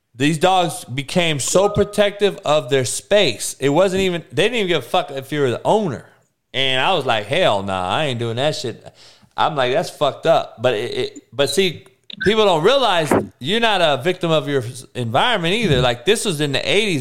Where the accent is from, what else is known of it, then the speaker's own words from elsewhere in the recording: Compton, California, United States; also born or lived in Kansas; growing up in Compton, obviously in the '80s